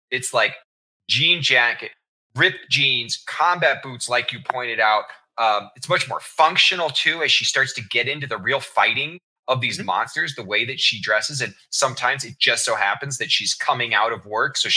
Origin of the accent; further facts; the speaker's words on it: Kansas City, United States; I was raised in Kansas City